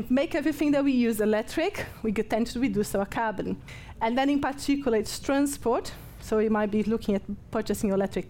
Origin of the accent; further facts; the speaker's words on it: Brazil; English is a second language; but I'm from Brazil, so I'm no, English is not my first language, I'm allowed.